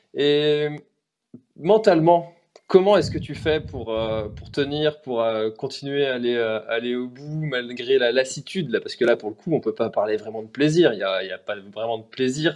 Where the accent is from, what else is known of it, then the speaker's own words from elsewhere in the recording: Brittany, France; je suis breton